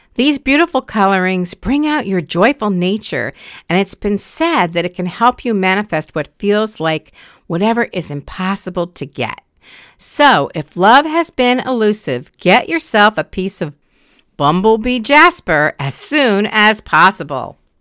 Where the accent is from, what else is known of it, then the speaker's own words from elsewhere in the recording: Connecticut, United States; my home state of Connecticut